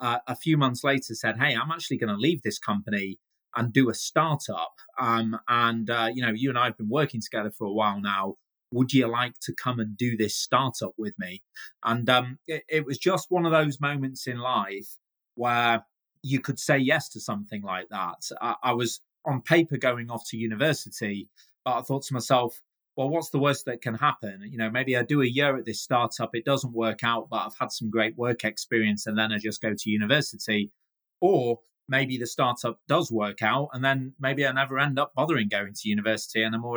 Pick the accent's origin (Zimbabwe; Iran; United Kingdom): United Kingdom; Manchester, North West England; I'm a proud Mancunian. That's what us people from Manchester call ourselves.